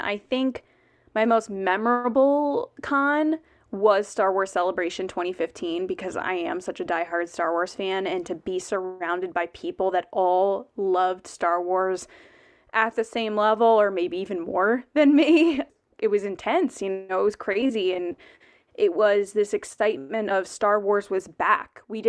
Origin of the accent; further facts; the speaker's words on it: Connecticut, United States; I'm from Connecticut.